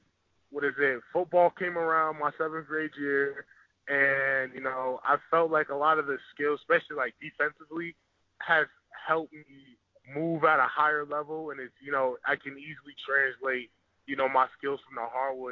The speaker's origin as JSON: {"language": "English", "town": "Boston", "region": "Massachusetts", "country": "United States", "said": "I am from the Boston area"}